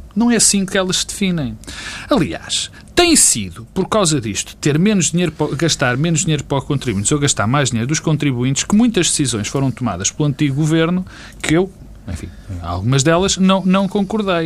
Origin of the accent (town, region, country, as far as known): Portugal